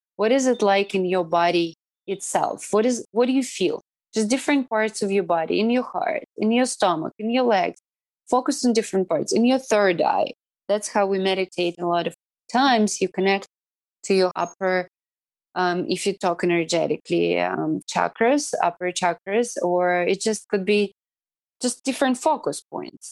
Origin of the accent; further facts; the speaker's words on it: Irkutsk, Irkutsk Oblast, Russia; English is a second language; moved away as an adult; also born or lived in New York, United States; now in Cayman Islands; my hometown in, in Irkutsk